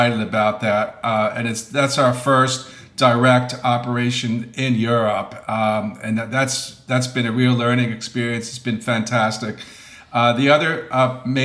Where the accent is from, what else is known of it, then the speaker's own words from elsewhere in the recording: New York, United States; moved away as an adult; now in Los Angeles, United States; I'm originally from New York. I came out to LA in 1987 to attend the film scoring program at USC